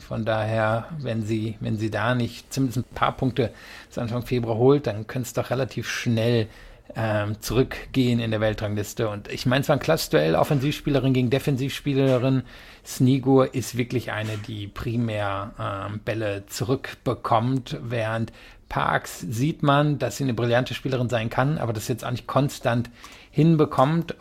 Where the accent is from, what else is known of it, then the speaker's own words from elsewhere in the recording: Rhineland, Germany; ich komme ja eigentlich aus dem Rheinland